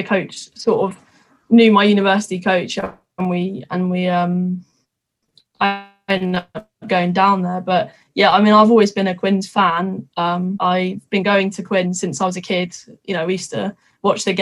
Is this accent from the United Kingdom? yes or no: yes; Twickenham, London, United Kingdom; I'm from Twickenham. I literally have been brought up, born and bred rugby, really